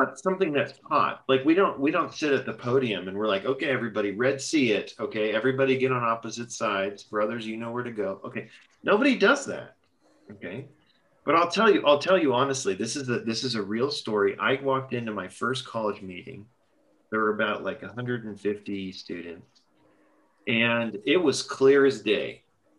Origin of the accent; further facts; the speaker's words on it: Los Angeles, California, United States; moved away as an adult; also born or lived in Texas; I'm from Los Angeles.